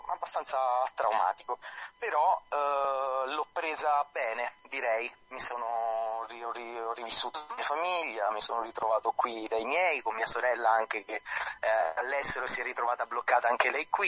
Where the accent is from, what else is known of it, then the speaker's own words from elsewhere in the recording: Campania, Italy; Non sono di Salerno città, però Salerno l'amo. Sono a 10 km, quindi in 10 minuti sono lì